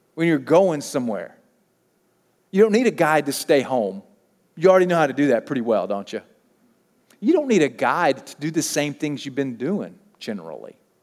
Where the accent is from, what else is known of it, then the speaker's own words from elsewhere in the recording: Mississippi, United States; moved away as an adult; I grew up in Mississippi.